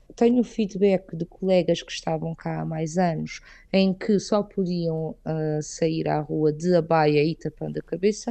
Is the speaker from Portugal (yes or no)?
yes; southern Portugal, Portugal; moved away as an adult; now in Riyadh, Saudi Arabia; eu sou do sul de Portugal, sou do sul de Portugal e Espanha